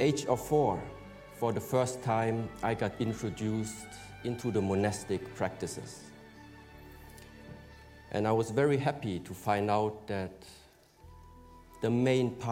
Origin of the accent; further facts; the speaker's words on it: Germany; I was born in Germany